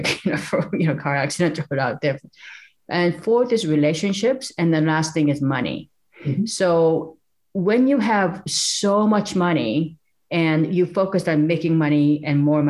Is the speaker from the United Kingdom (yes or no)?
no; South Korea; now in United States; the little village that we grew up in South Korea.